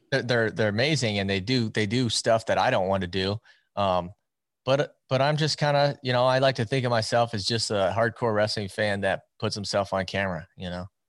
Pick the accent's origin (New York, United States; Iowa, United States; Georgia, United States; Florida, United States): Iowa, United States; I'm from Iowa, and as you know, and most people know, it's wrestling country around here. Um, I grew up around the sport